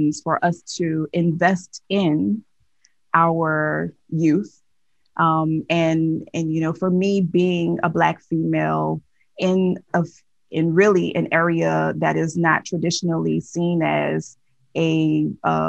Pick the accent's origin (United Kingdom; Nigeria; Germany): Nigeria; So I am Nigerian